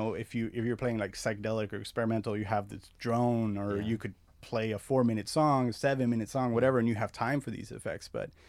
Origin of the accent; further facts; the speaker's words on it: La Puente, California, United States; also born or lived in Azusa / Covina / West Covina / Argentina; So mostly I grew up in La Puente, Azusa, Covina, West Covina. We moved around a lot, and then we moved to Argentina. My family's from Argentina.